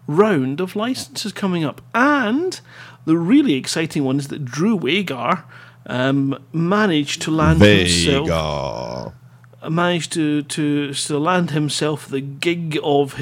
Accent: Scotland, United Kingdom; being Scottish

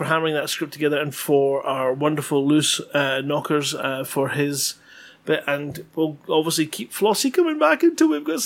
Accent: Scotland, United Kingdom; I'm Scottish

